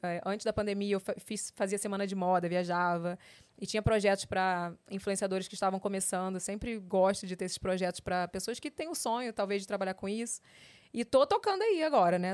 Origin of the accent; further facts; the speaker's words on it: Rio de Janeiro, Brazil; also born or lived in São Paulo; eu sou carioca raiz